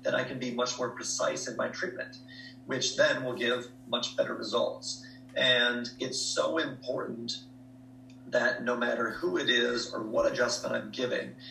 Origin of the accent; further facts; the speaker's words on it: Jeffers, Minnesota, United States; moved away as an adult; also born or lived in Duluth, Minnesota; now in Australia; I was born and raised in Jeffers, Minnesota. My parents are still there